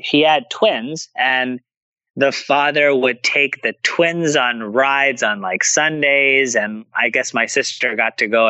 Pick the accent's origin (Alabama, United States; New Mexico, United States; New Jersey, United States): New Jersey, United States; born or raised there